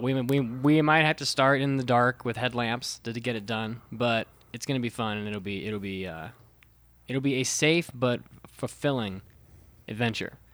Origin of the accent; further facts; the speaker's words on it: United States; also born or lived in Japan; as an American